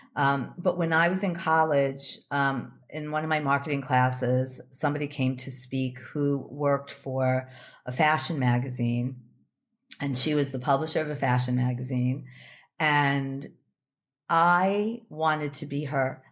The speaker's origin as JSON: {"language": "English", "town": "Chicago", "region": "Illinois", "country": "United States", "tie": "born or raised there", "said": "I lived in Chicago. I grew up in Chicago."}